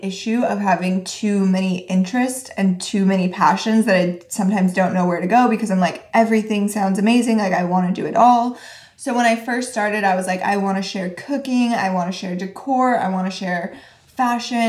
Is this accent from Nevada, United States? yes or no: yes; Reno, Nevada, United States; moved away as an adult; I grew up in Reno and that's where we went to college and it's a pretty small town